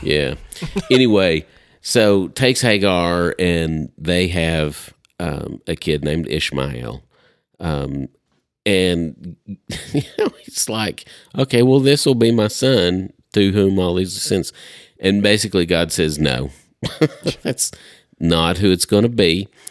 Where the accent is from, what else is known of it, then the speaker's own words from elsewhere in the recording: Upper East Tennessee, United States; moved away; I'm from Upper East Tennessee originally.